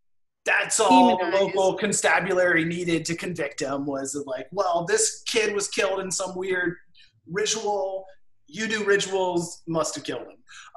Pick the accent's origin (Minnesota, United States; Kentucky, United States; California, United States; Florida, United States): Florida, United States; I'm from Florida.